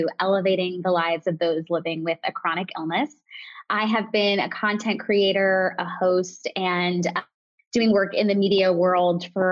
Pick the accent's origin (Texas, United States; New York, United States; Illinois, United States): New York, United States; I'm a New Yorker